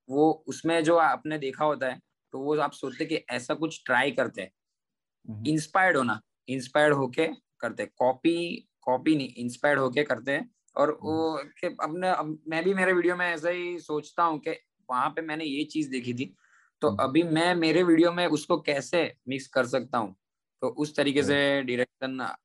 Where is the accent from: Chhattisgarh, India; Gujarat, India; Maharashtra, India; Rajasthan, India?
Gujarat, India; Surat; मैं गुजरात सूरत से बिलोंग करता हूँ